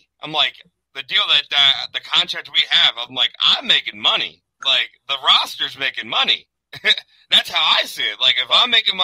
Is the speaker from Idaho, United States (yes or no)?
no; Baltimore, Maryland, United States; I came out from Baltimore, Maryland